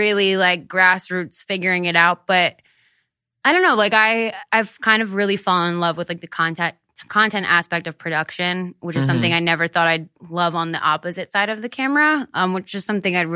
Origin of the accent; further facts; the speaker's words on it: Hershey, Pennsylvania, United States; moved away; I grew up in Hershey, Pennsylvania